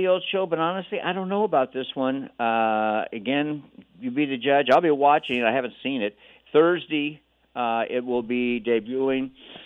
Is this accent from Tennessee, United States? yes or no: no; Honolulu, Hawaii, United States; moved away; also born or lived in Los Angeles; I am from Kaimuki, Oahu, Hawaii